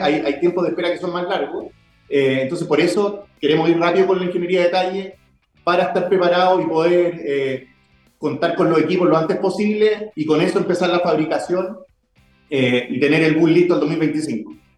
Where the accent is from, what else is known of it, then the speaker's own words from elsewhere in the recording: Viña del Mar, Valparaíso, Chile; yo soy de Viña del Mar